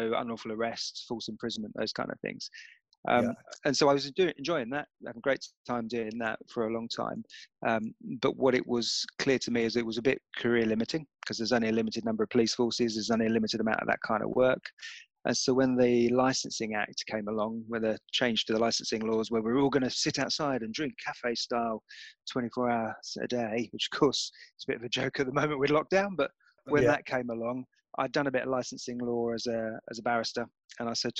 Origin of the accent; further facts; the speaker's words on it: Enfield, London, United Kingdom; I grew up in North London, in Enfield